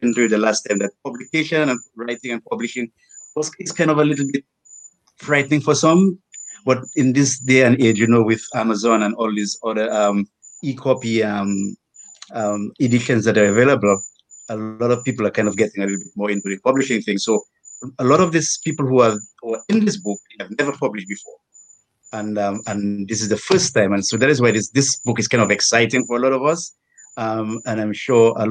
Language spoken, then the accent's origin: English; Dominica; also born or lived in United States; I was born here in Dominica, the Kalinago Territory